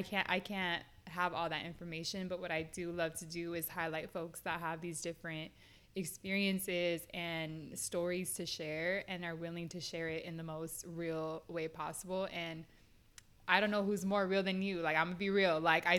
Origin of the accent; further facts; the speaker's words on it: West Coast, United States; also born or lived in New York; I'm from the West Coast